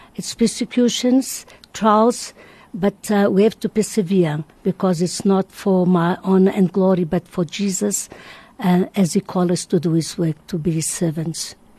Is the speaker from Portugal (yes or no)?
yes; Madeira, Portugal; now in South Africa; I was born in Madeira. I'm here 49 years.